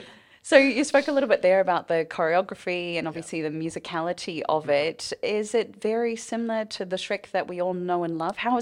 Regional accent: New Zealand; Sorry, as a Kiwi myself, I just think that's incredible.

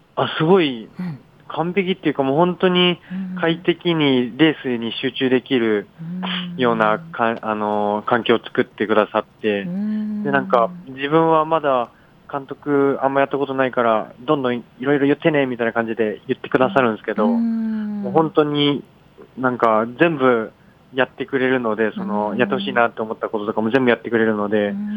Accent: Okayama, Japan; accent: Okayama dialect; 岡山県出身

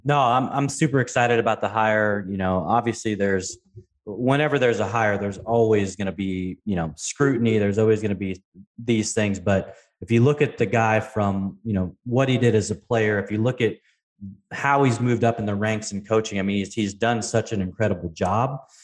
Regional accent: Pacific Northwest, United States; I grew up in the Pacific Northwest

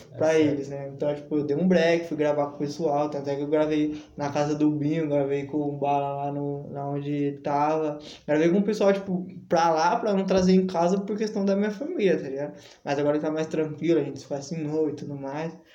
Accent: São Paulo, Brazil; eu sou, eu sou fruto e cria do centro também

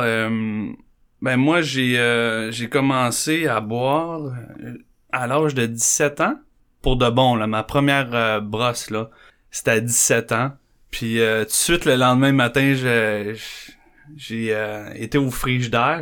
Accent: Candiac, Quebec, Canada; born or raised there; also born or lived in Montreal

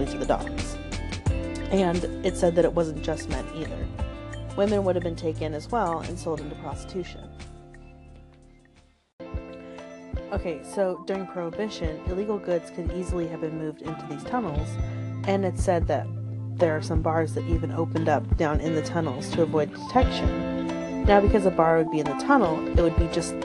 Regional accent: Portland, Oregon, United States; here in my hometown of Portland, Oregon

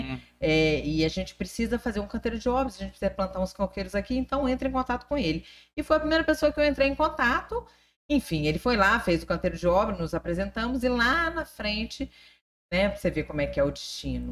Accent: Brasília, Federal District, Brazil; born or raised there; moved away as an adult; also born or lived in Rio de Janeiro / Palmas, Tocantins; now in Tocantins, Brazil

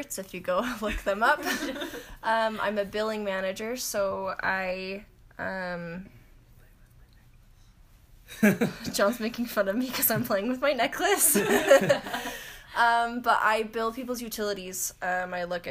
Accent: Bountiful, Utah, United States; I grew up in Bountiful, North Salt Lake area of Utah

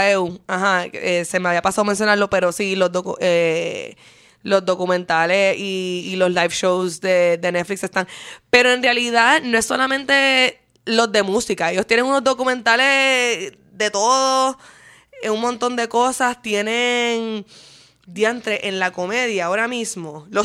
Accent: Puerto Rico; now in Argentina; Segundo, soy de Puerto Rico, still pay taxes there.

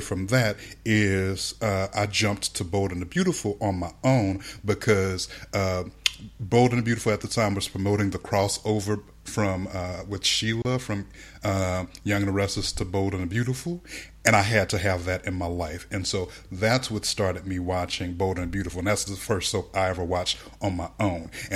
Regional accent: United States; we're both American, obviously, neither of us has a British accent

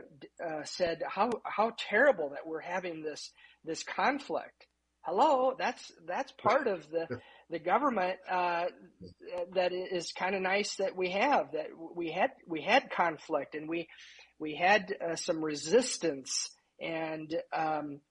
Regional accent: Indiana, United States; also born or lived in Houston, Texas; I moved back to Indiana. I was from Indiana.

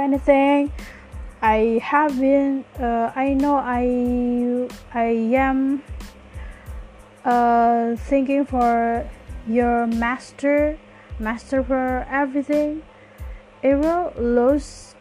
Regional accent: Java, Indonesia; accent: Javanese; English is a second language

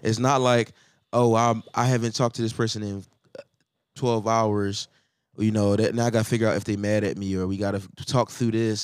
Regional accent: Philadelphia, Pennsylvania, United States; I'm from Philly.

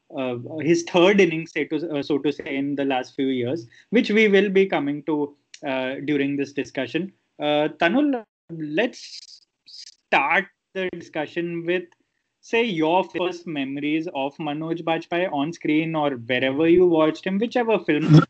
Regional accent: Ahmedabad, Gujarat, India; I was from Ahmedabad

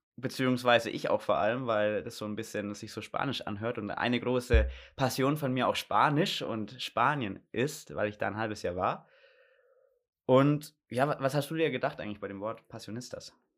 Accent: Gundremmingen, Bavaria, Germany; now in Munich, Germany; bin aus Gundremmingen, also hier eigentlich aus der Nähe und bin hier aufgewachsen, bin aber dann vor fast schon drei Jahren bald nach München gezogen zum Studieren

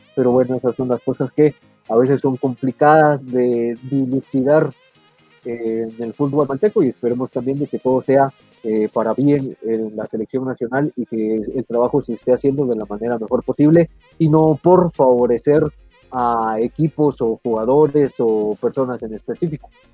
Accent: Guatemala; somos guatemaltecos

